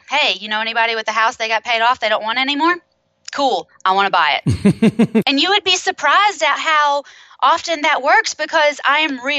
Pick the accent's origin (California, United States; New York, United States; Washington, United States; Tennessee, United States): Tennessee, United States; Knoxville; I am in Knoxville, Tennessee. I was born and raised here.